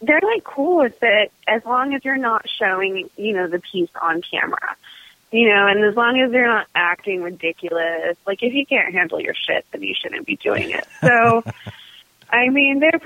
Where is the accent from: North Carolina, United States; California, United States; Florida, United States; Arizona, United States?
California, United States; Southern; I grew up in Southern California